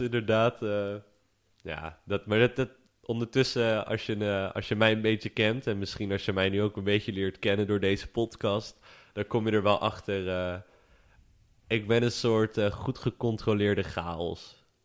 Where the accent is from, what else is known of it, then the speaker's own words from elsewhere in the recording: Vlissingen, Zeeland, Netherlands; ik kom uit Vlissingen